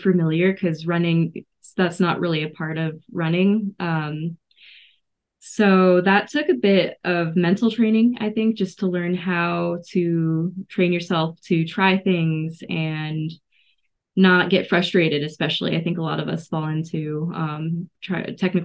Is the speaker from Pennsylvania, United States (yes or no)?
no; Boulder, Colorado, United States; also born or lived in Illinois; now in Grand Junction, United States; Yeah, I grew up in Boulder.